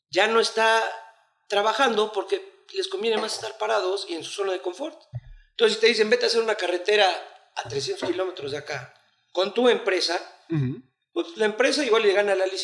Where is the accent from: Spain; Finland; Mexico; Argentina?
Mexico; como mexicano te lo digo.